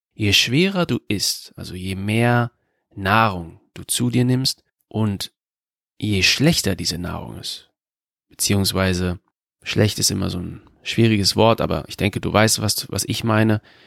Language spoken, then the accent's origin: German; Germany; in Deutschland, in meiner Heimatstadt.